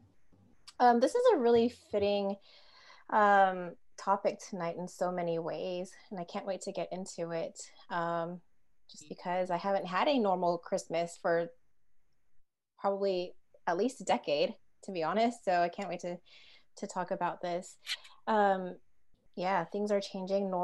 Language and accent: English; United States; moved away as an adult; now in New Zealand; I am an American expat in New Zealand.